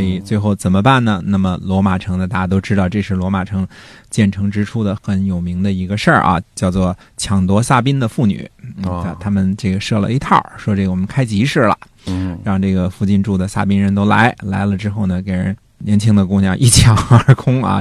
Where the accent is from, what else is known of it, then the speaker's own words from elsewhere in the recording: China; 我们中国人